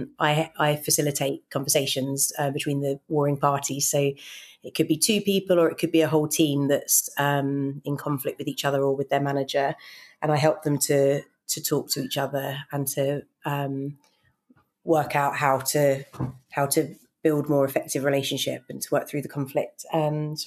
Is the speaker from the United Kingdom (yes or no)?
yes; United Kingdom; I grew up in just outside London